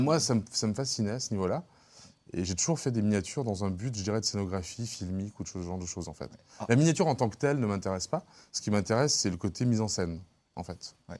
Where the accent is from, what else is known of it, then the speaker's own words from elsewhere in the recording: Lyon, Auvergne-Rhône-Alpes, France; j'ai grandi à la Croix-Rousse